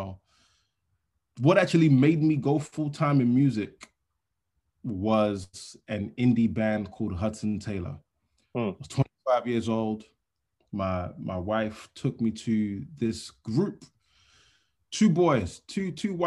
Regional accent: Nigeria; moved away; Larry Ginny Crescent is the road that I grew up on in Nigeria.

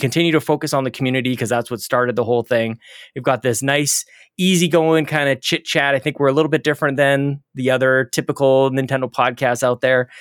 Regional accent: Canada; I'm Canadian

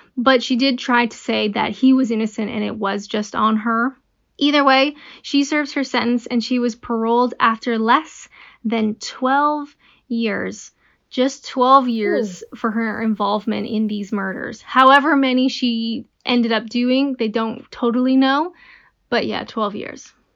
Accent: Canada; I'm Canadian

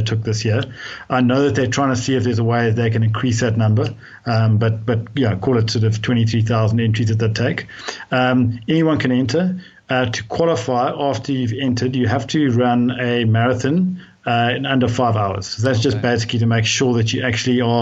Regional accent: Cape Town, Western Cape, South Africa; I grew up in Cape Town

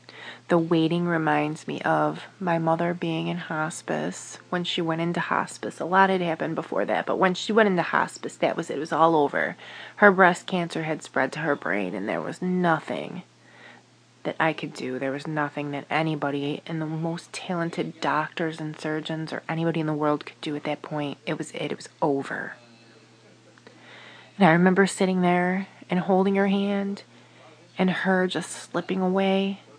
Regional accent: Niagara Falls, New York, United States; I'm from Niagara Falls, New York.

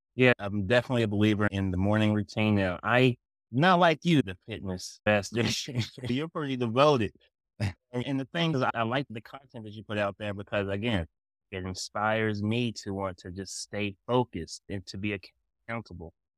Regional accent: Kingsport, Tennessee, United States; moved away; also born or lived in Massachusetts; I'm from Kingsport

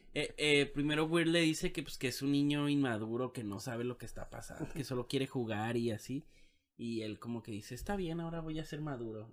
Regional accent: Mexico; somos mexicanos

